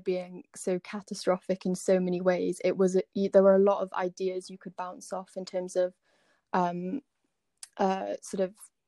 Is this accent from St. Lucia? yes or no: no; Swansea, Wales, United Kingdom; I'm from Swansea, so not too far from Aberdare